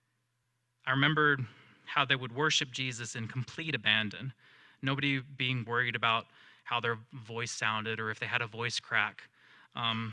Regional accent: the South, United States; I grew up in the South, so I grew up around Christianity

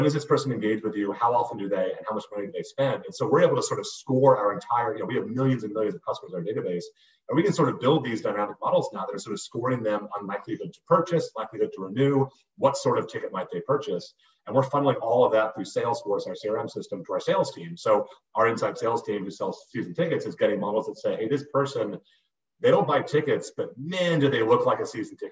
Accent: Boston, Massachusetts, United States; I grew up in Boston

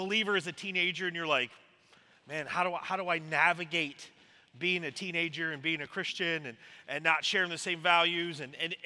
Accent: South Carolina, United States; also born or lived in Washington State; now in Tennessee, United States; I grew up in South Carolina originally, so that makes me a Gamecock

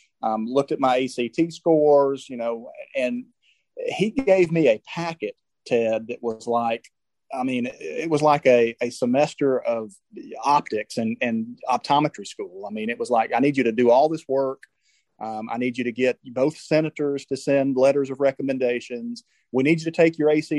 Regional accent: Birmingham, Alabama, United States; now in Auburn, United States; I grew up in Birmingham, so I grew up in the middle of the Iron Bowl

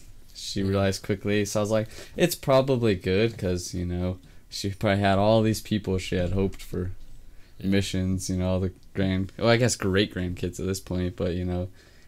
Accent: Utah, United States; We're from Utah.

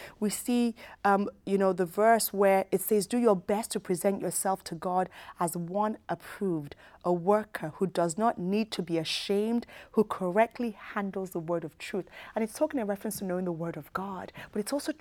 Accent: United Kingdom; moved away as an adult; I was raised in the United Kingdom

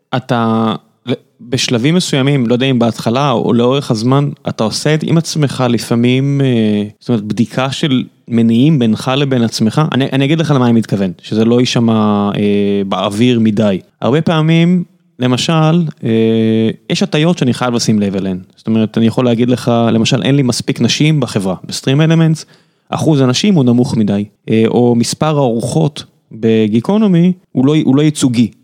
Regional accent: Beersheba, Southern District, Israel; now in Tel Aviv, Israel; אני בכלל באר שבעי במקור, אבל אני פה מספיק שנים

